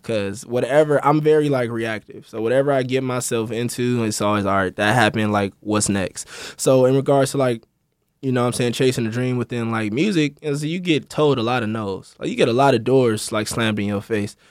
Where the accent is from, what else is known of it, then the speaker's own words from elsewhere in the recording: Los Angeles, California, United States; also born or lived in Malibu / Missouri; from Crenshaw District, born and raised